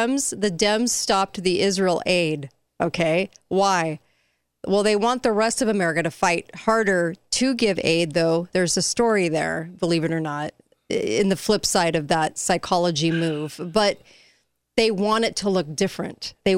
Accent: East Germany, Germany; now in United States; after writing Freedom's Nightmare and living in communist East Germany, growing up in East Germany.

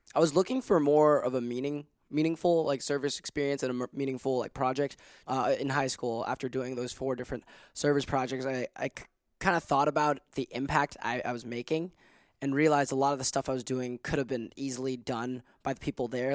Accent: Hong Kong; moved away as an adult; now in United States; born and raised in Hong Kong, so I am an international student.

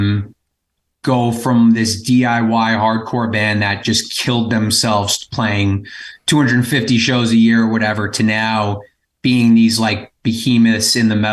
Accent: Long Island, New York, United States; We're from Long Island.

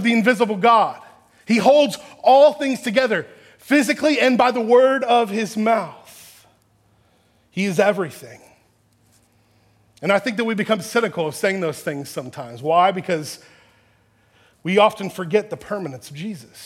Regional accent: Texas, United States; I grew up in Texas

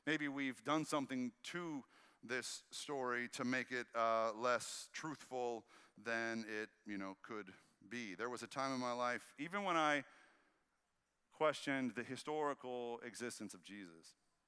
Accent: the Bible Belt, United States; Because I was raised in the Bible Belt, like many of y'all. I was raised in a conservative church.

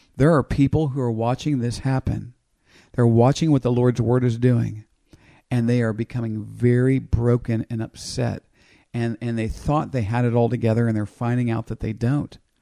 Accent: United States; I grew up in America.

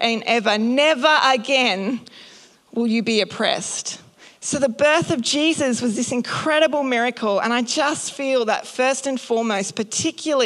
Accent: North Queensland, Australia; I grew up in North Queensland, so I've had the blessing of going to the Great Barrier Reef many times

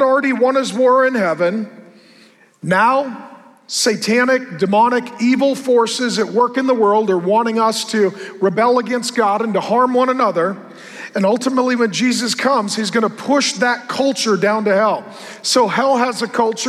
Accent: West Coast, United States; I come from the West Coast.

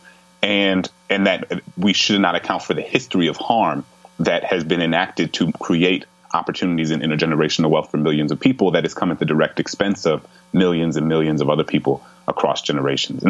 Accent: New Orleans, Louisiana, United States; my hometown in New Orleans

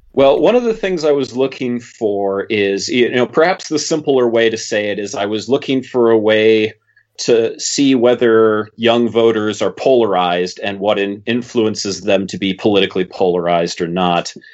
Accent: Minnesota, United States; I'm Minnesotan

